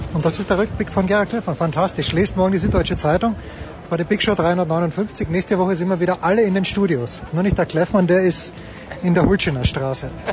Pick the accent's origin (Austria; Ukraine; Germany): Austria; so sind wir Österreicher